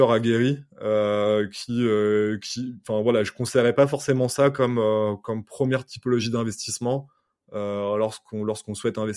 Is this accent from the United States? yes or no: yes; United States; c'est que je suis, euh, je suis américain.